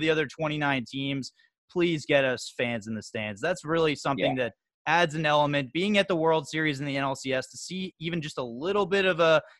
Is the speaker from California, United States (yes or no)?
yes; Valencia, California, United States; moved away; we're also from Valencia, California